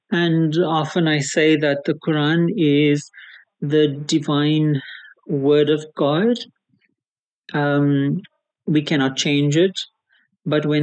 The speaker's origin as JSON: {"language": "English", "town": "Cape Town", "region": "Western Cape", "country": "South Africa", "tie": "born or raised there", "said": "Uh, I'm born and bred in Cape Town."}